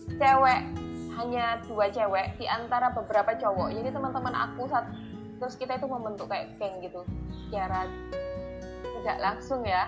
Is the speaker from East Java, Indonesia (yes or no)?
yes; Jombang, East Java, Indonesia; teman-temanku sesama teman di Jombang